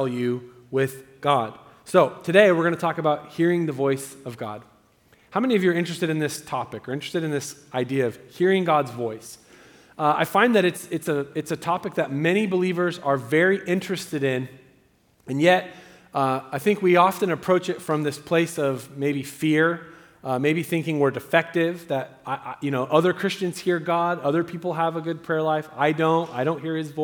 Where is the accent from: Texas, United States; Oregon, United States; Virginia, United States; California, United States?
Oregon, United States; Southern; also born or lived in Eagle Point, Oregon; I'm from Southern Oregon, and we say root and crick